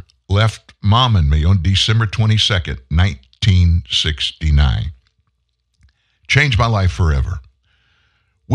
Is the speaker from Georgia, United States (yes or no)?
no; South Louisiana, United States; also born or lived in Texas; I was from South Louisiana, born in Texas. But at 4, we moved to South Louisiana